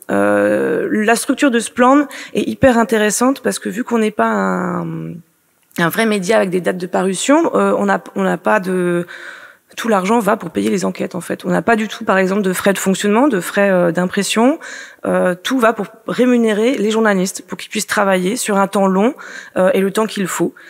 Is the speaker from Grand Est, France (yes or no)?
no; Finistère, Brittany, France; je suis bretonne, euh, je suis finistérienne